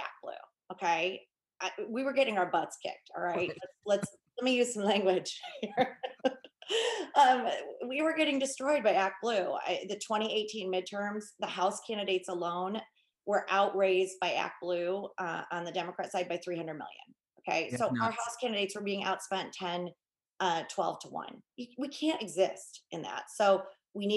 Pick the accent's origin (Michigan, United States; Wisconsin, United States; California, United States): Michigan, United States; I'm a mom from Michigan